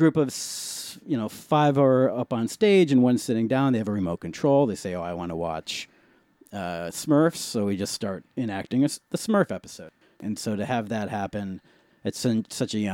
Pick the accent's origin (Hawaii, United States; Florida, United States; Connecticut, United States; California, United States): Connecticut, United States; Middletown; born or raised there; moved away as an adult; now in San Francisco, United States